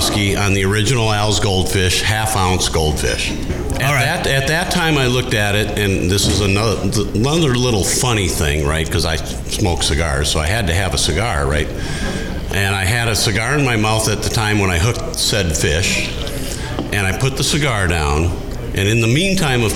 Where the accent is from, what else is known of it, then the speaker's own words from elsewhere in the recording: Minnesota, United States; I grew up in Minnesota. I live in St. Paul.